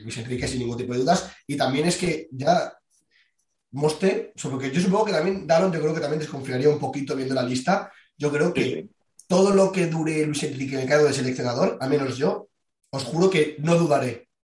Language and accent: Spanish; Spain; somos tres españoles